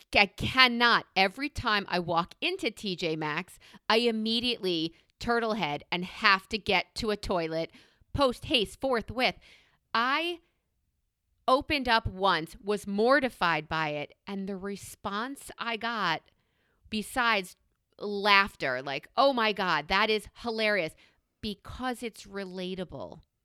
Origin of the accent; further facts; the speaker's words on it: New York, United States; as a New Yorker